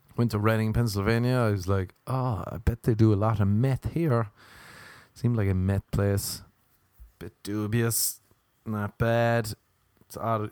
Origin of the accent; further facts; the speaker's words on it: Ireland; accent: Irish; moved away; I'm Irish. I have an Irish passport